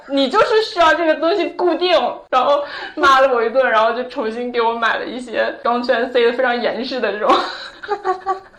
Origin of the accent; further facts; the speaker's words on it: Northeast China, China; moved away; 我是东北的